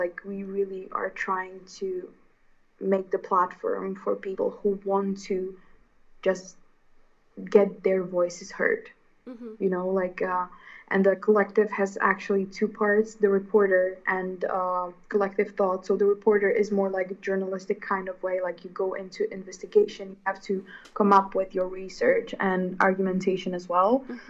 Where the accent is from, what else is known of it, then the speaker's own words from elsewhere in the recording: Hungary; English is a second language; like, I'm from Hungary and I have the same kind of problem of being my authentic self within a country and culture that, like, feels so oppressive in a way